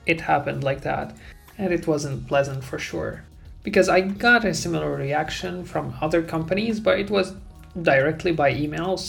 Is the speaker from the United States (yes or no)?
no; Syria; now in Europe; I'm from Syria